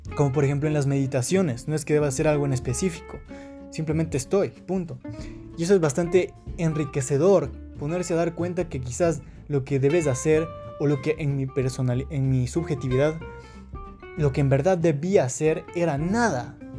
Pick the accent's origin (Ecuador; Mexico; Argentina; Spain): Ecuador; Quito, Pichincha; soy de Quito, Ecuador